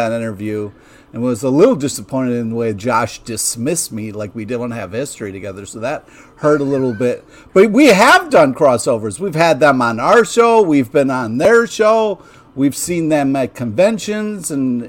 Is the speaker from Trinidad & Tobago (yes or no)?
no; Rochester, New York, United States; growing up in Rochester.